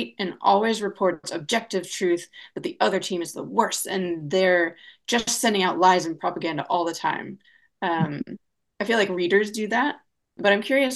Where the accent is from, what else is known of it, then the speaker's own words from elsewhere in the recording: Nebraska, United States; moved away; I'm from Nebraska